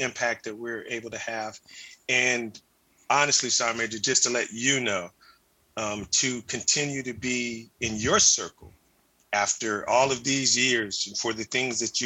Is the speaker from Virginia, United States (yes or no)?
yes; Hampton, Virginia, United States; I hail from Hampton, Virginia originally